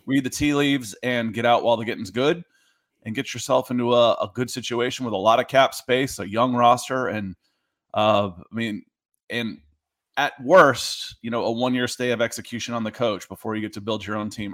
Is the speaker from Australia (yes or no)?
no; Atlanta, Georgia, United States; also born or lived in New Jersey; I grew up in, in the South. I grew up in Atlanta.